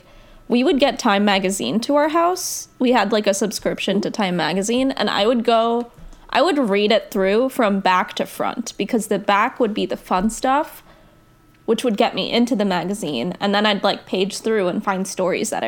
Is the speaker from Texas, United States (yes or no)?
no; New Jersey, United States; I grew up in New Jersey